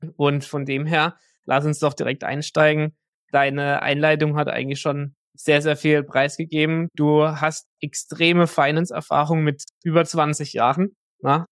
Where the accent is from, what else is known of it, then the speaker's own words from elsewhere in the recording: Germany; wir sind aus Deutschland